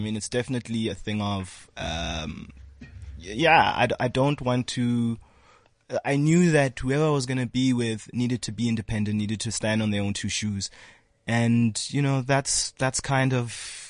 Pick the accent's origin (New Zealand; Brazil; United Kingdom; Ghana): Ghana; Ashanti; I'm an Ashanti. I come from the Gold Coast.